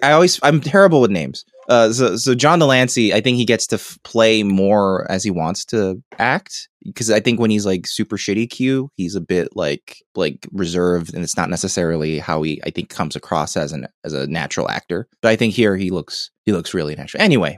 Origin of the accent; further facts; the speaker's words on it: Southern United States, United States; accent: southern; And I'm gonna just speak on the mic like in my southern accent without worrying anymore.